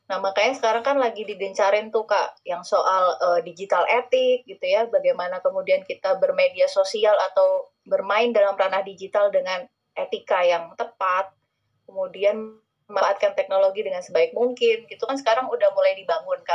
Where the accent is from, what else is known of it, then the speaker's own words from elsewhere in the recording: Bondowoso, East Java, Indonesia; saya itu aslinya dari Bondowoso dari Bondowoso Jawa Timur gitu kota kecil